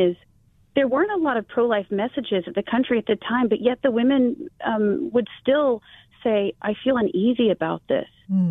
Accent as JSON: {"language": "English", "country": "Taiwan", "tie": "born or raised there", "said": "So where I grew up in Taiwan, I'll just give you an example."}